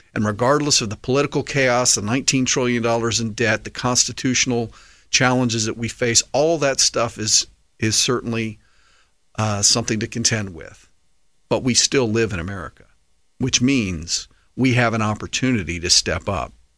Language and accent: English; United States; as an American patriot